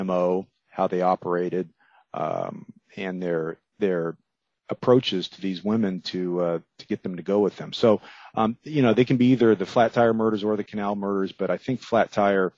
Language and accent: English; Miami, Florida, United States; I grew up there in Miami